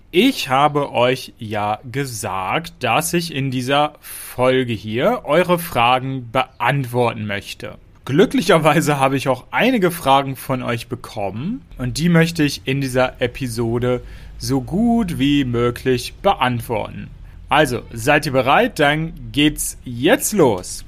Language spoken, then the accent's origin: German; Lower Saxony, Germany; Niedersachsen mein Heimatbundesland ist. Ich komme aus Niedersachsen